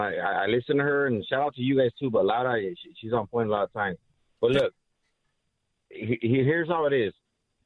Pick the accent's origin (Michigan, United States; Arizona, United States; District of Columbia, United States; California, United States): California, United States; Los Angeles; Because I'm from the inner city. I'm from Los Angeles, right?